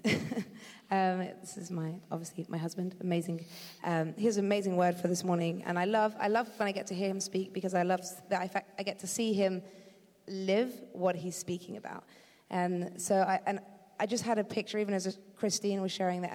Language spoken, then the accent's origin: English; Eastbourne, South East England, United Kingdom; now in California, United States; I do live in California right now, but originally I'm from Eastbourne, so not too far from here.